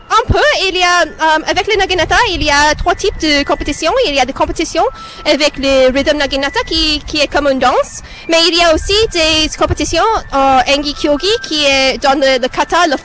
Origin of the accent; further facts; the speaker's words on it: Canada; French is a second language; moi je suis d'origine chinoise. Um, et, moi, euh, je suis née ici au Canada.